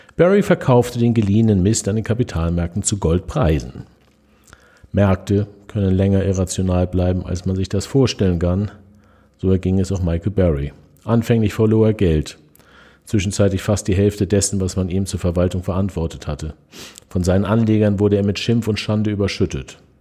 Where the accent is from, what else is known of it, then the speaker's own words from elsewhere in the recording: Germany; bei uns in Deutschland